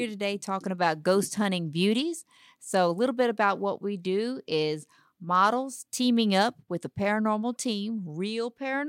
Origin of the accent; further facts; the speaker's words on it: Dayton, Texas, United States; now in Houston, United States; Originally from Dayton, Texas, small town, little bitty town. Started off there. When I got married, he told me if I moved to Houston, they got lots of food.